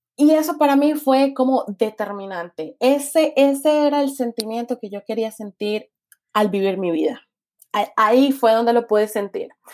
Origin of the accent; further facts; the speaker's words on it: Cali, Valle del Cauca, Colombia; moved away as an adult; also born or lived in Washington / New Zealand; nací en Cali, me crié en Cali y dejé Cali a los 20 años, tengo 25.